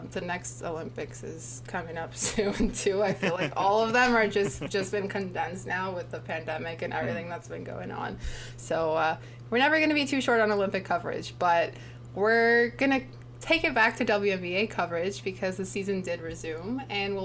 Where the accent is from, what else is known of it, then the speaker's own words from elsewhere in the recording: Toronto, Ontario, Canada; we're both from Toronto